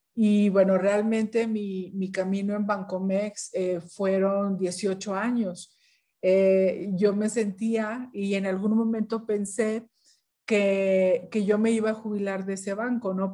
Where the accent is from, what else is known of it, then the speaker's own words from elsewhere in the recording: Ciudad Victoria, Tamaulipas, Mexico; yo soy de Ciudad Victoria, Tamaulipas, pues está en el norte de México